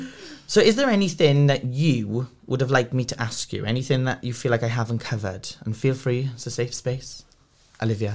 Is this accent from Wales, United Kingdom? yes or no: yes; Port Talbot, Wales, United Kingdom; I'm from Port Talbot, I'm literally from down the road